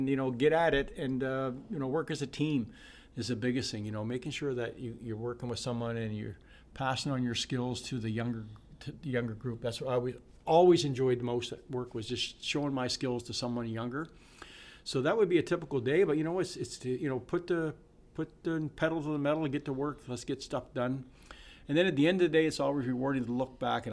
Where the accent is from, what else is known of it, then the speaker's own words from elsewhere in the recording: Sackville, New Brunswick, Canada; I lived in Sackville my whole life. I've never lived more than 4 kilometers away from my original house.